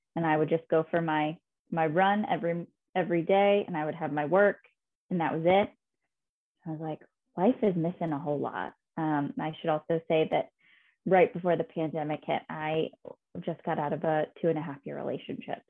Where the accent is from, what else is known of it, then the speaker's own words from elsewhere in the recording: Fishers, Indiana, United States; moved away as an adult; also born or lived in Chicago; now in New York, United States; my childhood bedroom in Fishers, Indiana, where I am originally from